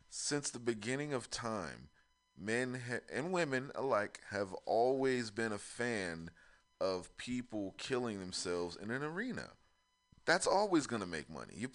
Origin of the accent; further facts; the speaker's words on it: California, United States; though I'm from the Bay Area, I love Montana